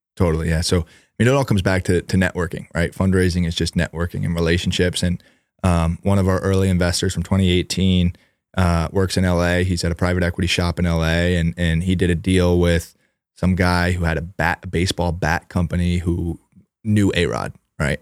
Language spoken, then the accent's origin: English; New York, United States; We grew up in New York.